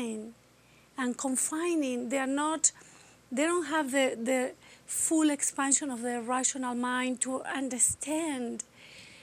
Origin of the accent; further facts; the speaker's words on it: Argentina; English is a second language; moved away as an adult; I'm from Argentina. And my country was going through a dictatorship from 1978 to 1985. So it was middle and high school for me.